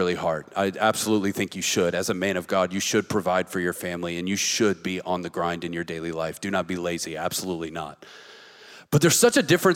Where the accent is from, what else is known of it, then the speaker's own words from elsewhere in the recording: the South, United States; we grew up in the South and we grew up in these churches